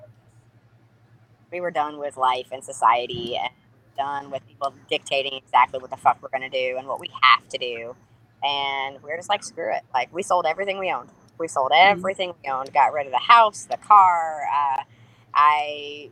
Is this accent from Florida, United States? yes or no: yes; Florida, United States; growing up here in Florida, like, obviously, I grew up here and we had all kinds of hurricanes that come through.